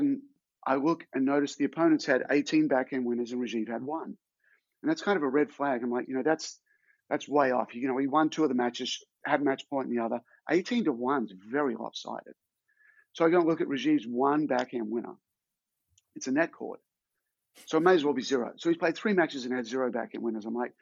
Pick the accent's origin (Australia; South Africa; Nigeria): Australia; my hometown in Australia